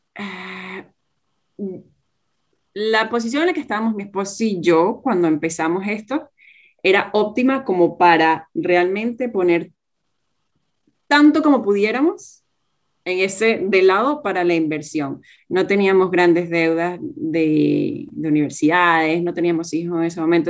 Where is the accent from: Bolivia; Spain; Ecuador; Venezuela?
Venezuela; moved away as an adult; now in Australia; tanto Gerardo como yo somos venezolanos y en ese momento todavía estábamos viviendo en, en Venezuela